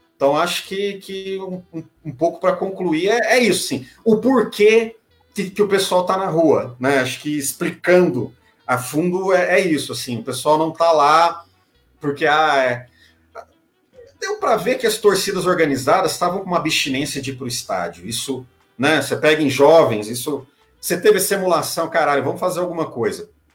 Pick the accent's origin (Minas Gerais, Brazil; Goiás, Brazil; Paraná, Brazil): Goiás, Brazil; Santa Helena de Goiás; Santa Helena, que é perto, que é, que é a cidade que meus pais moram, é onde eu nasci e cresci